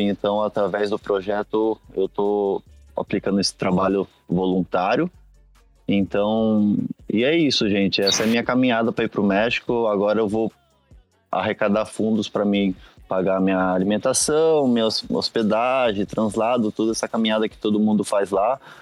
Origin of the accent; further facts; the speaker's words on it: Brazil; nós que somos aqui do Brasil